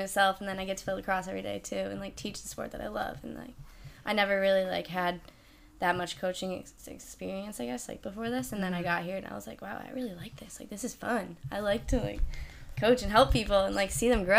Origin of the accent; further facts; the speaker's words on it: Lafayette, New York, United States; Small city outside of Syracuse.